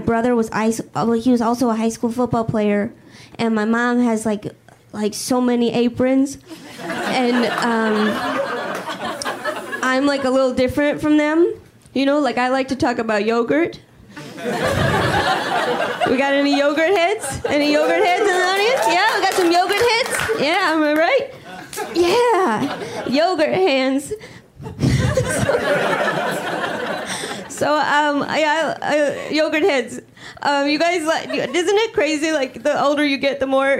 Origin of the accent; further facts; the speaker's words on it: Midwest, United States; moved away; I'm originally from the Midwest